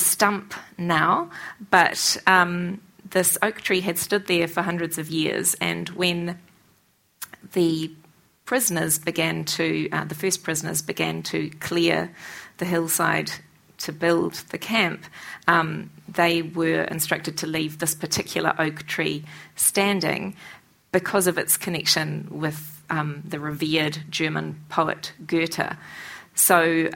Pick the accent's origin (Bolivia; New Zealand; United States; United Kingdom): New Zealand; I, as a New Zealander